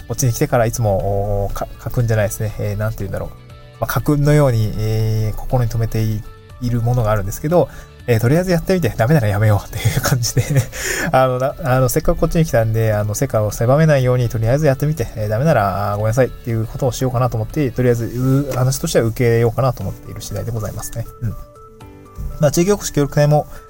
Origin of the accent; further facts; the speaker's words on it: Niigata, Japan; moved away as an adult; also born or lived in Aomori / Tokyo; now in Awaji Island, Japan; 新潟出身